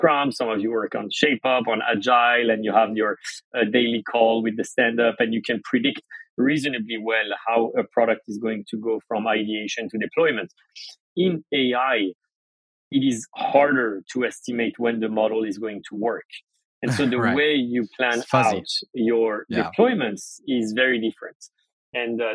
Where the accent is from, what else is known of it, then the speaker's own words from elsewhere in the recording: France; moved away as an adult; now in United States; I grew up in France. My family's from Iran.